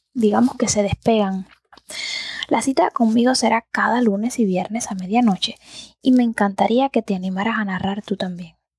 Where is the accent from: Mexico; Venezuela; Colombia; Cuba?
Cuba; Antilla, Holguín; yo soy del campo. Bueno, yo soy de Antilla, que es más bien un pueblo de mar